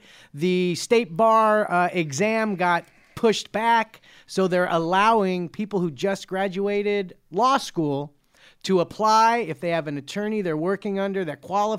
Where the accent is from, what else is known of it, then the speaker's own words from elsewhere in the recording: Cerritos, California, United States; I grew up born and raised in Cerritos.